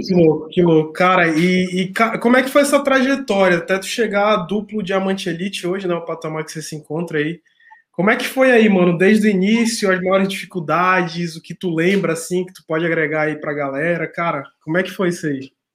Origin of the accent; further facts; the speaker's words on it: Manaus, Amazonas, Brazil; now in Rio Grande do Sul, Brazil; eu sou de Manaus, mas eu tô no Rio Grande do Sul